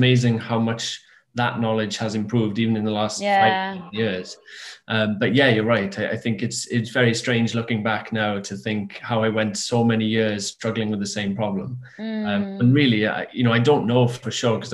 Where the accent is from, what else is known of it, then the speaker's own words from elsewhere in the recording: small town near Swansea, Wales, United Kingdom; a small town close to Swansea